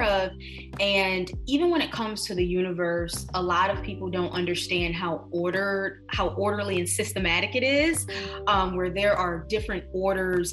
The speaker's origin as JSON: {"language": "English", "town": "Detroit", "region": "Michigan", "country": "United States", "tie": "born or raised there", "moved": "as an adult", "lives_now": "New York City, United States", "said": "born and raised in Detroit, Michigan, now here in NYC for the last 4 years"}